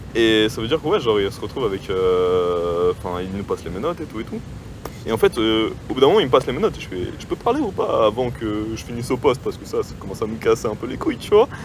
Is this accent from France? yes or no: yes; France; je suis français